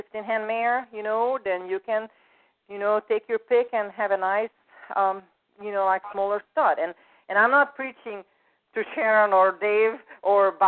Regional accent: Hungary; moved away; I'm from Hungary originally

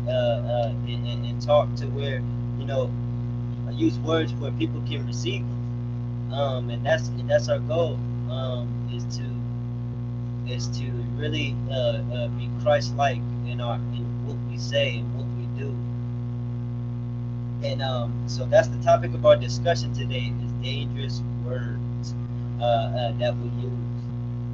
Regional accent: California, United States; now in Las Vegas, United States; I'm from No Compromise Ministries of Deliverance, California, born and raised. But live in Vegas, Las Vegas, Nevada

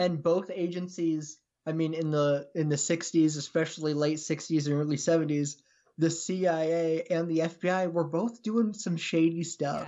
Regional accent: Pacific Northwest, United States; I'm from the Pacific Northwest

